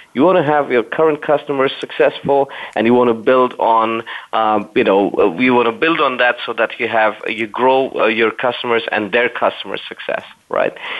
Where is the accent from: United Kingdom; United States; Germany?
Germany; Berlin; I'm actually in the uh, capital city of Germany, Berlin uh, my favorite cities. That's my hometown as well.